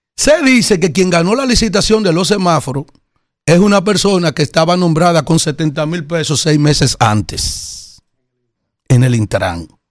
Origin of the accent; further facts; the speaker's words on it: Yaguate, San Cristóbal, Dominican Republic; senador de la provincia de San Cristóbal, de la cual yo pertenezco, aunque soy del municipio de Yaguate